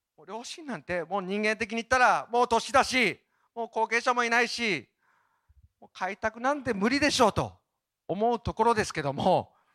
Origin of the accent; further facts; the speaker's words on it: Obihiro, Hokkaido, Japan; moved away; 帯広に行く際は、ぜひ、かな、片田舎にあります、私の実家